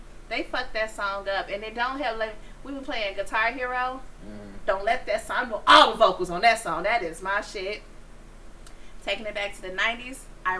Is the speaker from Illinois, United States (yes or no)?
yes; Chicago, Illinois, United States